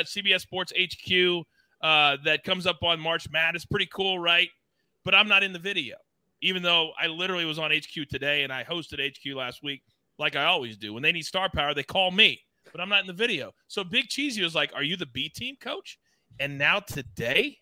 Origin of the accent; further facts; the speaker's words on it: United States; as an American